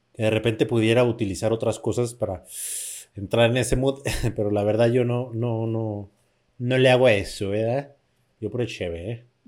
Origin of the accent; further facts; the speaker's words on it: Mexico; yo soy mexicano